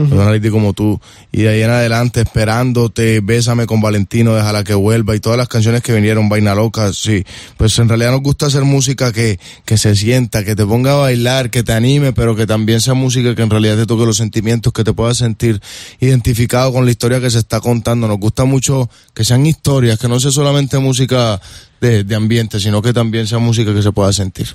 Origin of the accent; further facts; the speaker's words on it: Colombia; nosotros como buenos colombianos